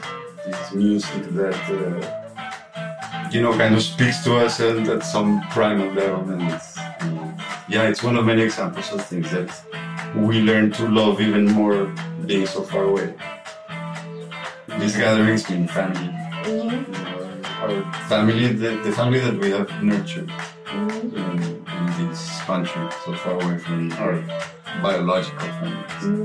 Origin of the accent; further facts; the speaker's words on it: Colombia; English is a second language; I just met somebody in the entrance right now, and you tell them I'm from Colombia, and then they make this face